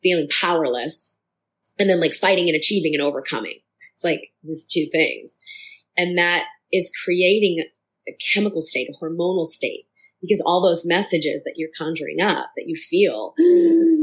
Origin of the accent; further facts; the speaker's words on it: Boston, Massachusetts, United States; growing up in Boston